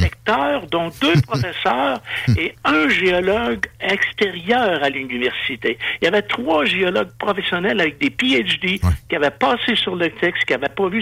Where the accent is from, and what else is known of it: Quebec, Canada